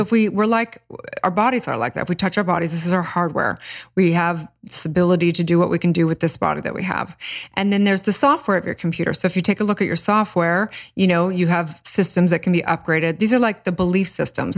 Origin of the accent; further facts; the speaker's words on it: Santa Barbara, California, United States; I grew up in kind of a hippie commune